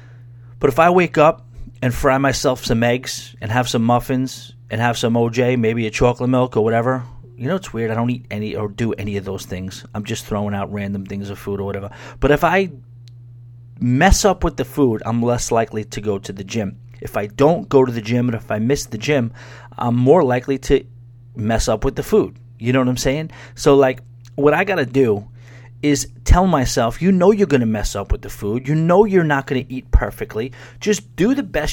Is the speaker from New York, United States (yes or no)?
yes; New York, United States; I grew up in New York, but living directly in the city for the last 9 years or so